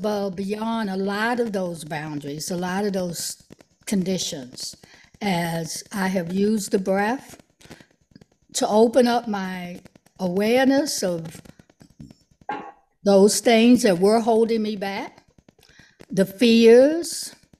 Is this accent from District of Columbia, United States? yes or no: yes; Washington, District of Columbia, United States; moved away as an adult; now in Maryland, United States; I was born and raised in Washington, D.C.